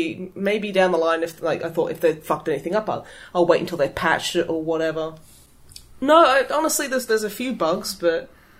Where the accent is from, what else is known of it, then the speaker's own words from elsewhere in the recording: Australia; As an Australian, it is my want.